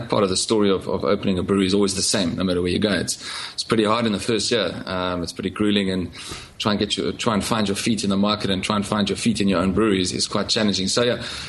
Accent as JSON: {"language": "English", "town": "Cape Town", "region": "Western Cape", "country": "South Africa", "tie": "born or raised there", "also_born_or_lived": "London", "moved": "as an adult", "said": "I used to live in London before I moved back to my hometown of Cape Town."}